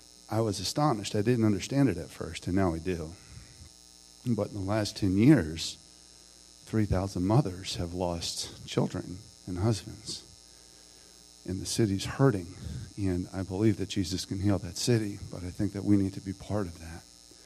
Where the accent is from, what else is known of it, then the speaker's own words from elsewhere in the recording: Maryland, United States; moved away; since I've moved back to Maryland. You know, I grew up in Maryland, and Baltimore was a much different city then.